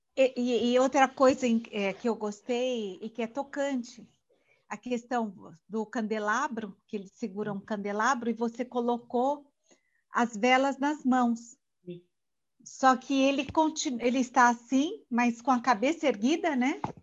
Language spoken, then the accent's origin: Portuguese; Brazil; eu sou brasileira, nasci aqui